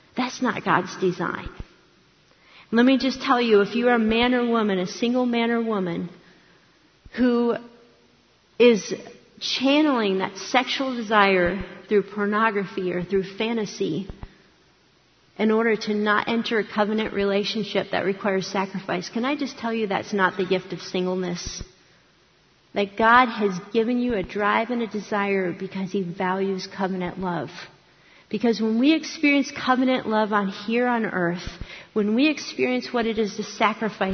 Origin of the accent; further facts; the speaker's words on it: Akron, Ohio, United States; I grew up in Akron, Ohio, not far from Cleveland.